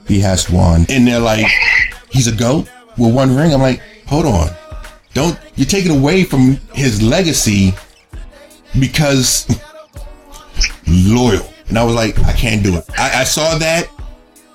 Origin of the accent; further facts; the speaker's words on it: Arlington, Virginia, United States; I grew up in Arlington